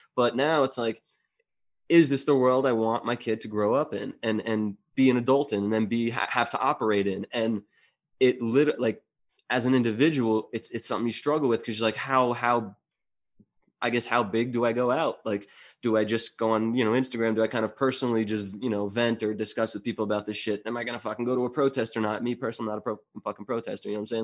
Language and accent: English; New Jersey, United States; moved away; I'm originally from New Jersey